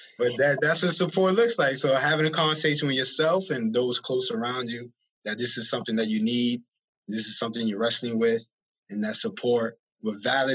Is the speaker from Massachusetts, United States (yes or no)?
yes; Worcester, Massachusetts, United States; I grew up on Belmont Street, the little Hooper Projects that's there, which is next to Green Hill Park